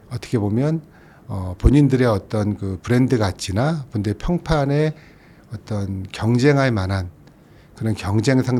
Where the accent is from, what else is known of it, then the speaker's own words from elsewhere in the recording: South Korea; 저는 이제 한국 사람이니까 글로벌이라는 평가는 못 하겠지만